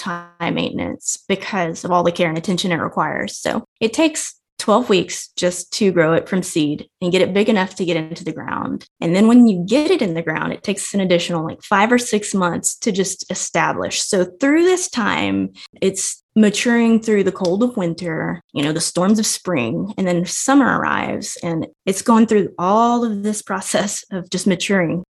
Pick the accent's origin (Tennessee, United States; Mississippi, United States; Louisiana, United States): Louisiana, United States; Evangeline; I grew up in Evangeline, Louisiana we had 40 acres, we had a pig farm